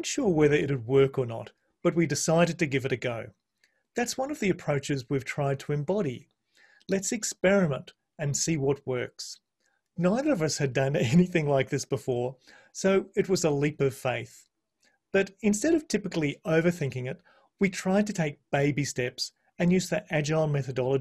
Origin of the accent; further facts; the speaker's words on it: Brisbane, Queensland, Australia; also born or lived in New Zealand; I was born and bred in Brisbane